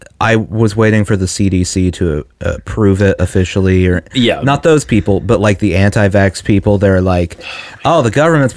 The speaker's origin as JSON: {"language": "English", "country": "United States", "said": "I'm an American in 2021"}